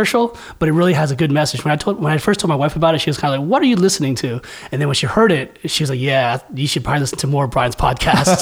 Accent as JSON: {"language": "English", "area": "San Francisco Bay Area", "region": "California", "country": "United States", "said": "So I'm from San Francisco Bay Area"}